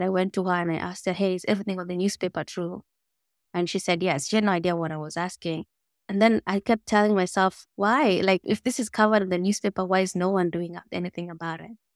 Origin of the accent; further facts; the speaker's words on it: Mogotio, Baringo County, Kenya; I grew up in Mogotio, which is a small village, four hours north of Nairobi